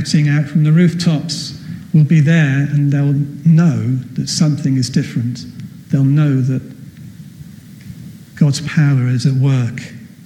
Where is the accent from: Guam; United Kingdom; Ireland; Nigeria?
United Kingdom; Wales; I'm from Wales